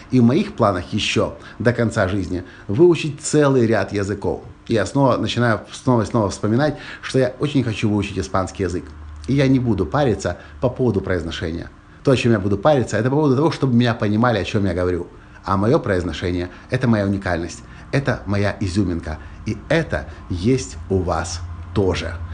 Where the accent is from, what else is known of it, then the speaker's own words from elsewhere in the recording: Ukraine; accent: Russian-Ukrainian; also born or lived in Kyiv; говорил по-английски с моим акцентом э, русско-украинским.